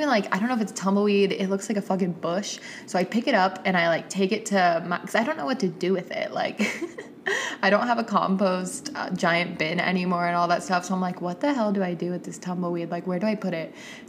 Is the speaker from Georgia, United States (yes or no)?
yes; Atlanta, Georgia, United States; my hometown friends from Atlanta